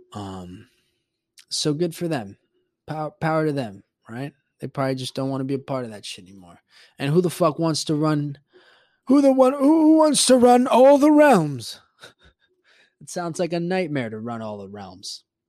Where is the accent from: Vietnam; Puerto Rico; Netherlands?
Puerto Rico; moved away; also born or lived in Florida; growing up Hispanic and growing up in Puerto Rico, when I moved to Florida